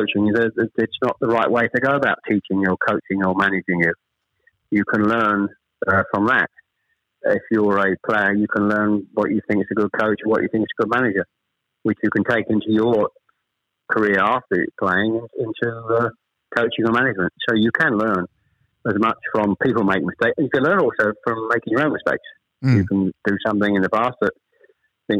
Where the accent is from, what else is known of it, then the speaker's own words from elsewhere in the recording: Chelmsford, East of England, United Kingdom; also born or lived in Ashton-under-Lyne / Manchester; We actually moved south to Chelmsford when I was